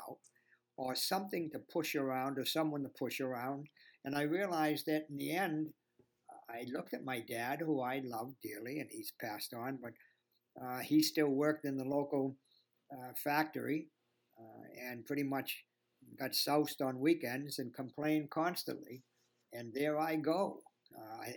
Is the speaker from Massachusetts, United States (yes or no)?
yes; Boston, Massachusetts, United States; accent: Boston; I'm right now in my home in Boston.